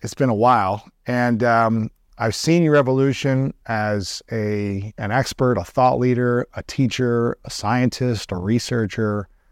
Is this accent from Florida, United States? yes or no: no; Columbus, Ohio, United States; my hometown of Columbus, Ohio